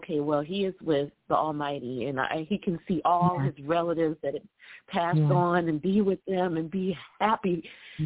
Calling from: Columbia, South Carolina, United States; I'm calling in from Columbia, South Carolina

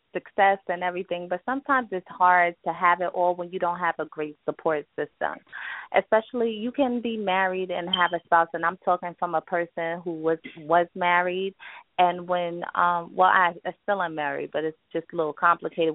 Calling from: upstate New York, United States; I'm calling from um, upstate New York

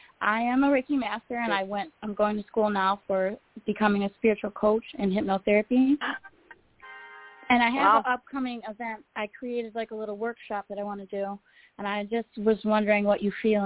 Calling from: Illinois, United States; Hi, I'm … from Illinois.

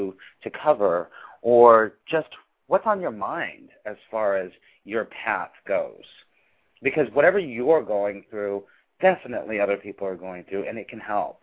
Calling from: New York City, New York, United States; I am calling from New York City, as I always do.

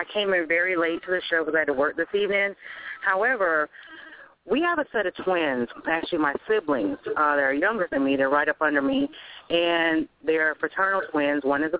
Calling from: Tallahassee, Florida, United States; I'm calling from Tallahassee.

